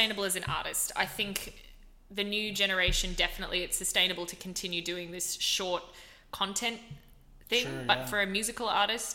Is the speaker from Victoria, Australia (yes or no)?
no; Gold Coast, Queensland, Australia; moved away; the main school that I went to for most of my like primary school and high school years was Marymount College on the Gold Coast